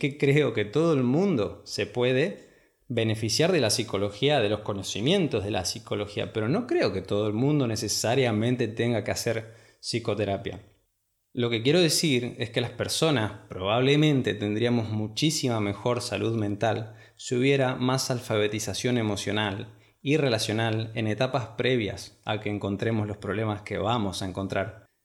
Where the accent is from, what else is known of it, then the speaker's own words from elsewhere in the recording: Argentina; Primero me fui a estudiar a la ciudad de Córdoba, en Argentina, que está bastante lejos de mi ciudad natal